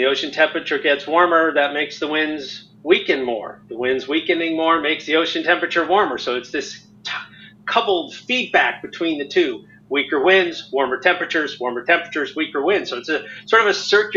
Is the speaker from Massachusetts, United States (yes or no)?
no; Southern California, United States; now in Miami, United States; I grew up in Southern California